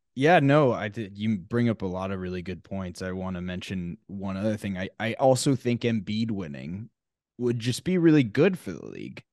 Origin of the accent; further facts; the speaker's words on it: Arlington, Texas, United States; I'm from Arlington, Texas, and I was like, you know, grew up kind of being a Mavs fan